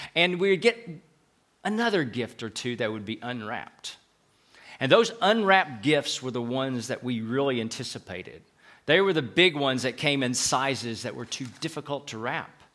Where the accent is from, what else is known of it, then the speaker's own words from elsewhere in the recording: Knoxville, Tennessee, United States; accent: southern; moved away as an adult; also born or lived in Fort Worth, Texas / Chattanooga / Atlanta / Dallas; now in Madrid, Spain; We're from Knoxville in the southern part of the U S, thus having what we call a southern accent